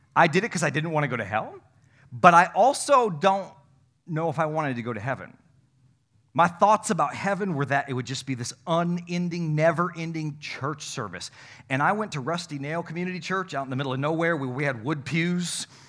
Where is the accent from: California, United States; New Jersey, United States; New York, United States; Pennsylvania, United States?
New York, United States; North Country; moved away; I come from the North Country